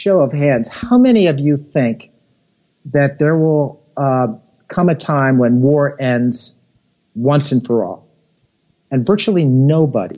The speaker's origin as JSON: {"language": "English", "region": "Connecticut and New York City", "country": "United States", "tie": "born or raised there", "said": "I grew up in Connecticut and in New York City."}